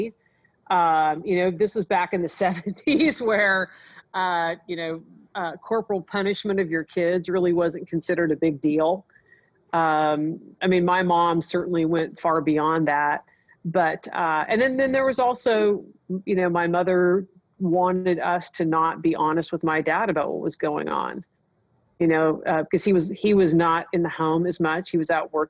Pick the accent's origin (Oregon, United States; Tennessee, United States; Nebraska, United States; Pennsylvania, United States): Nebraska, United States; moved away; I grew up in Nebraska.